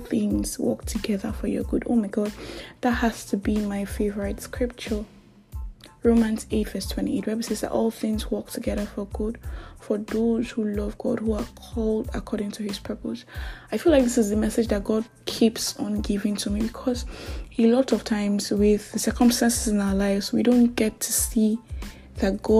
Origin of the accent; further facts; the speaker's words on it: Nigeria; I am that Nigerian Christian talkaholic